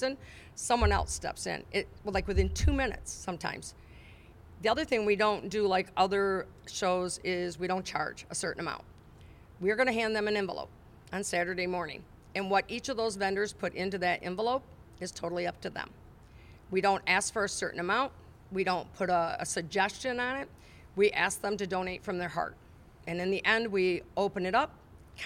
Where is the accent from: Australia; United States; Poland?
United States; Climax, Michigan; my hometown